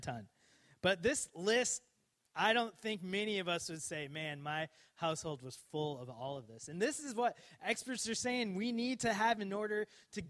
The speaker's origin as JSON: {"language": "English", "town": "Coon Rapids", "region": "Minnesota", "country": "United States", "tie": "born or raised there", "said": "I grew up in Minnesota, Coon Rapids, Minnesota"}